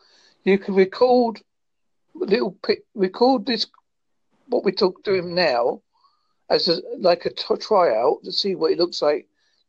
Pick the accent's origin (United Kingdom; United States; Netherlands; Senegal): United Kingdom; Holsworthy, South West England; I am from Holsworthy, United Kingdom.